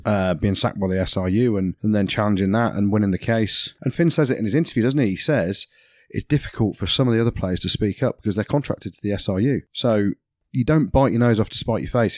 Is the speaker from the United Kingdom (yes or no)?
yes; England, United Kingdom; I'm English